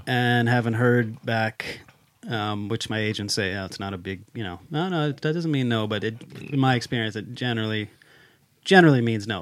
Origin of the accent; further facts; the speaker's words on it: United States; moved away as an adult; now in Sweden; I'm also an American stuck in Sweden